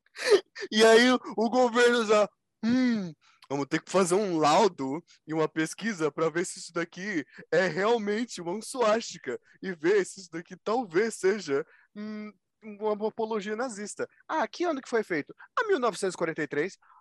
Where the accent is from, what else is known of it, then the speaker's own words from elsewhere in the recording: South Region, Brazil; eu sou sulista